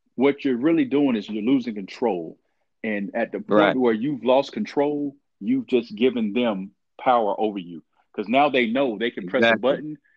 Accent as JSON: {"language": "English", "town": "Columbus", "region": "Georgia", "country": "United States", "tie": "born or raised there", "also_born_or_lived": "Norfolk, Virginia", "said": "I'm from Columbus, Georgia, you know, born and raised there"}